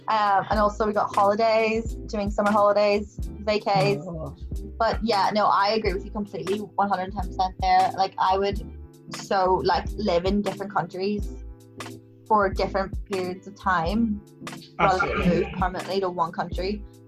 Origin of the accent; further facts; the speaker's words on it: Ireland; That might be because obviously I'm Irish